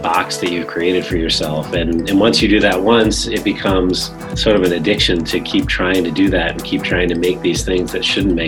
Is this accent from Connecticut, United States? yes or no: yes; Danbury, Connecticut, United States; I grew up in a small town called Danbury, Connecticut